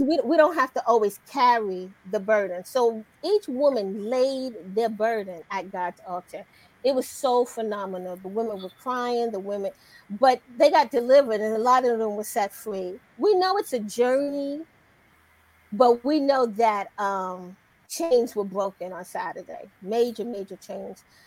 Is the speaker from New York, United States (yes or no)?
yes; New York City, New York, United States; moved away as an adult; also born or lived in DMV (Washington, D.C. area); now in Washington, D.C. area, United States; I'm originally hailing from New York City. I moved down here to the DMV to go to Howard University. I've been here ever since